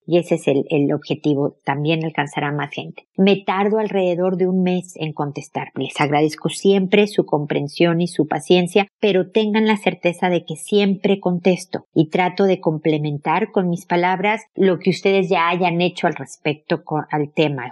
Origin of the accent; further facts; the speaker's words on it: Mexico; now in Chile; mexicana viviendo en Chile, como yo